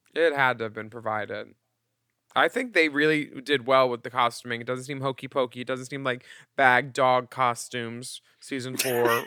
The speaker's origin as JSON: {"language": "English", "town": "Philadelphia", "region": "Pennsylvania", "country": "United States", "said": "as a Philadelphian"}